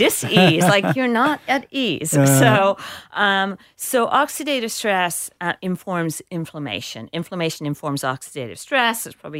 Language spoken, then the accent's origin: English; England, United Kingdom; now in United States; It took me forever to figure out what a rutabaga was because I grew up in England.